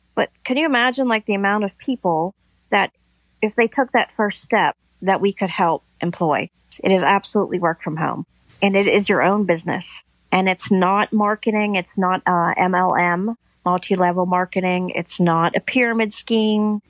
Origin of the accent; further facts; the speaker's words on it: Pennsylvania, United States; I am from Pennsylvania